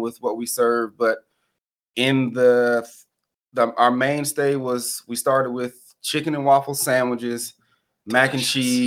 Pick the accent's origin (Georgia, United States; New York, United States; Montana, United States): Georgia, United States; now in Indianapolis, United States; being from Georgia